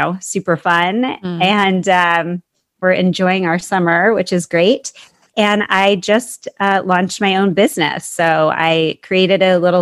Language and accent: English; Seattle, Washington, United States; also born or lived in Arizona; I grew up in the Seattle area, so I'm actually back there now